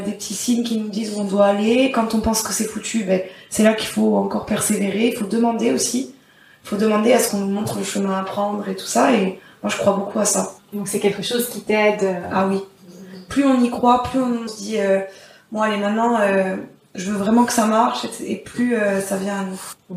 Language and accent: French; Corsica, France; chez nous en Corse